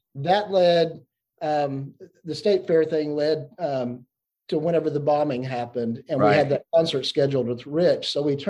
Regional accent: Oklahoma, United States; I was born and raised in Oklahoma.

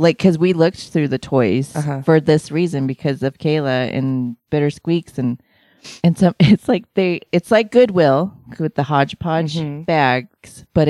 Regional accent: California, United States; I grew up in California for a little while

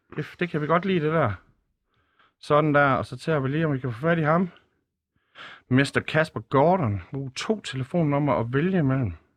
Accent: Skanderborg, Central Denmark Region, Denmark; jeg er født på Skanderborg Kommunhospital

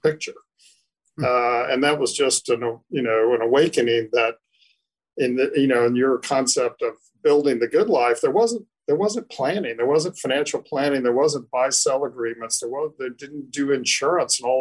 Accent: Durham, North Carolina, United States; I grew up in Durham

